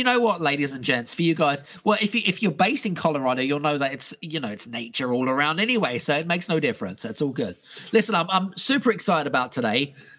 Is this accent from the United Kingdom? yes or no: yes; United Kingdom; we connected, obviously, me being British and her being British.